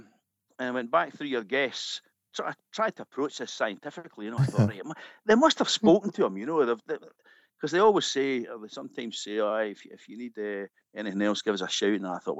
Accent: Perth, Scotland, United Kingdom; now in York, United Kingdom; I'm in York, actually. Yeah, I grew up in Perth, and I've been in York now for 20 years.

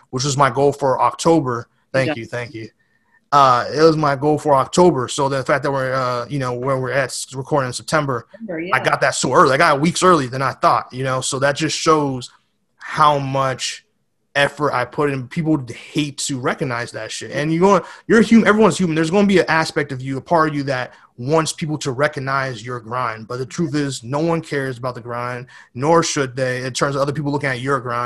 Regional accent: New York City, New York, United States; moved away; also born or lived in West Coast, United States; I was born in the Bronx

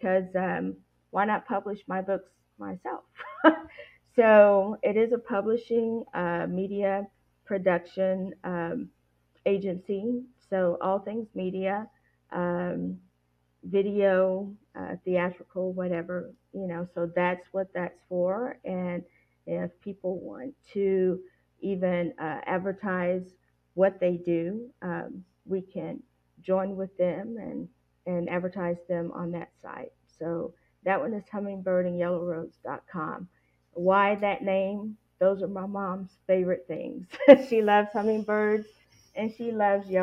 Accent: Tennessee, United States; that's my home state

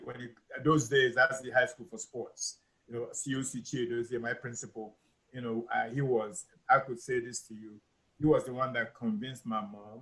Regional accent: Enugu, Enugu State, Nigeria; also born or lived in Onitsha; I'm from Onitsha originally, but my folks, you know, were in Enugu, so I grew up in Enugu, and so that's where I grew up

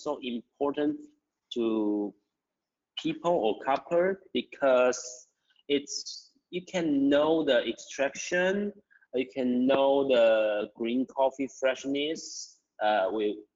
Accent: Taiwan; I'm from Taiwan, and I have been Q instructor for 8 years

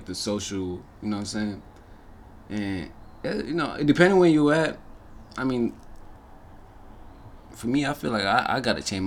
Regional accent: Kenya; I'm from Kenya

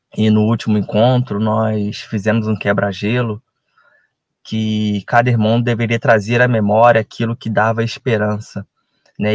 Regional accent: Resende, Rio de Janeiro, Brazil; Sou de Resende, estado do Rio de Janeiro

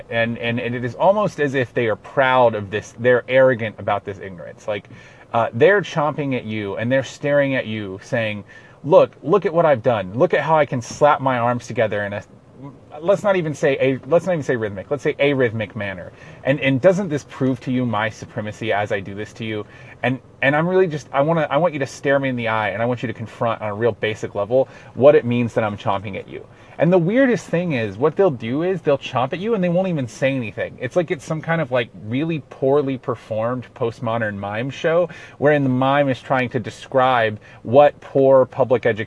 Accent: Carrollton, Georgia, United States; I'm from Carrollton, which is kind of Auburn country

